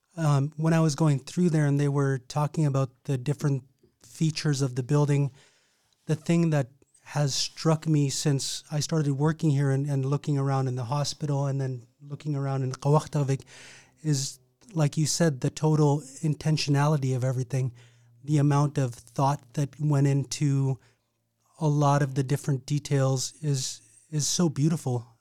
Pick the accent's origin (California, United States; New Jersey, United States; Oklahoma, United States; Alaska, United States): Alaska, United States; Napaskiak; I grew up in Nabuscaq